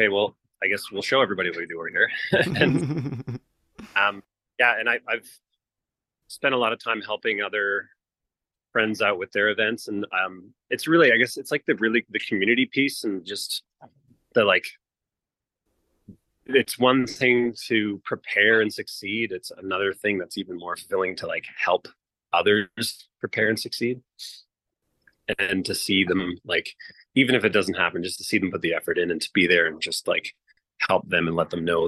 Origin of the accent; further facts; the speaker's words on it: Salt Spring Island, British Columbia, Canada; I grew up on Salt Spring Island